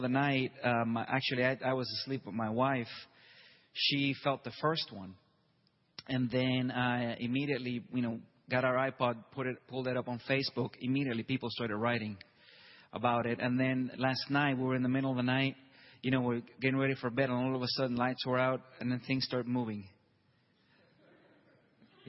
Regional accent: Puerto Rico; now in Tulsa, United States; I myself, I'm from Puerto Rico

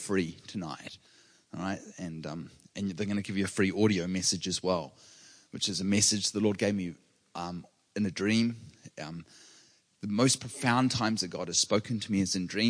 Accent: New Zealand; now in California, United States; I grew up with earthquakes regularly. I'm from New Zealand

